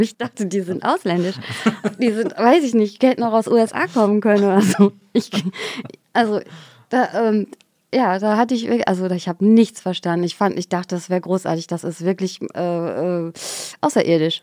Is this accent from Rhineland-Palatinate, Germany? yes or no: no; Xanten, North Rhine-Westphalia, Germany; also born or lived in Geldern; Ich bin ja in Xanten zur Schule gegangen